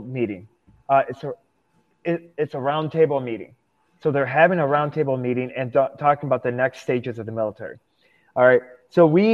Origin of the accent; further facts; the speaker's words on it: Vladikavkaz, North Ossetia–Alania, Russia; now in Wisconsin, United States; I grew up in Russia